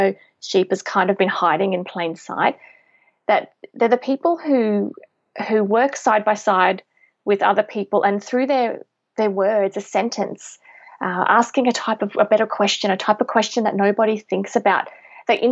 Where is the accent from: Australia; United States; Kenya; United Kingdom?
Australia; Tiaro, near Maryborough, Queensland; now in Brisbane, Australia; I actually grew up on a pineapple and macadamia farm right near a very small town. It's called Tyro. It's near Maryborough in Queensland.